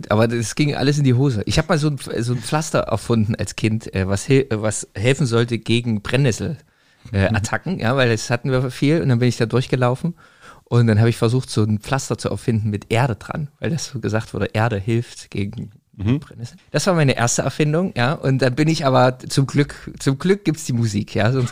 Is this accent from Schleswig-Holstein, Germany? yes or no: no; Zwickau, Saxony, Germany; Ich komme ja aus Zwickau, Antonio aus Plauen.